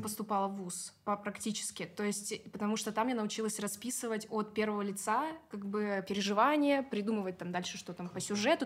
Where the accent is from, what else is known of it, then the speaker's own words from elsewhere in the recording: Kaliningrad Oblast, Russia; moved away as an adult; now in Moscow, Russia; откуда я приехала, из Калининградской области.